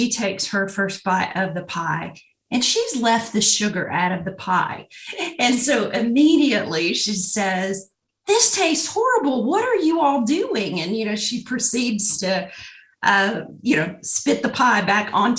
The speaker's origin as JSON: {"language": "English", "region": "North Alabama", "country": "United States", "tie": "born or raised there", "said": "I grew up in Alabama, specifically North Alabama."}